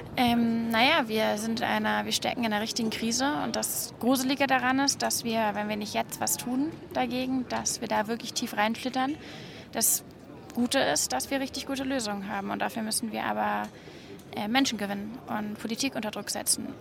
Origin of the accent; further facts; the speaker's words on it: Hamburg, Germany; ich bin in einem Stadtteil groß geworden in Hamburg